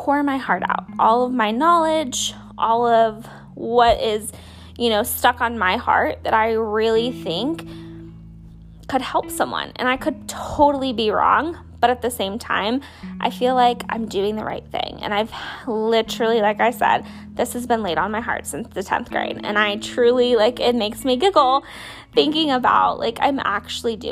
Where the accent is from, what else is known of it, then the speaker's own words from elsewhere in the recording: Bradenton, Florida, United States; also born or lived in Slidell, Louisiana; I was born and raised in Bradenton, Florida, and I moved to Slidell, Louisiana when I was in the 3rd grade, I think. And then I moved back to what's like Central Florida in 7th grade